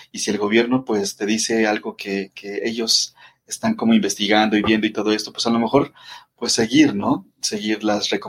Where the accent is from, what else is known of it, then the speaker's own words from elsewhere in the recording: Mexico City, Mexico; yo estoy, eh, te digo, acá en la Ciudad de México, de aquí soy, aquí nací y este, eh, pues he cambiado como de distintas colonias y todo esto, pero sigo viviendo en la Ciudad de México